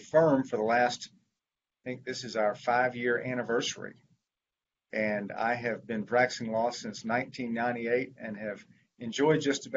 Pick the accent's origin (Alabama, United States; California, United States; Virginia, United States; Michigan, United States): Alabama, United States; Mobile; moved away as an adult; now in Vestavia Hills, United States; I grew up in Mobile and went to law school at Alabama